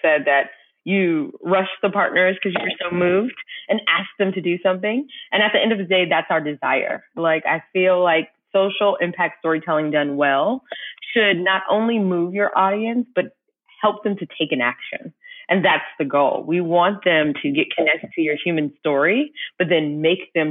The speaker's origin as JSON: {"language": "English", "town": "Orange Park", "region": "Florida", "country": "United States", "tie": "born or raised there", "also_born_or_lived": "Pensacola, Florida", "said": "I was born in Pensacola, Florida, but I was raised in Orange Park, Florida with my two sisters"}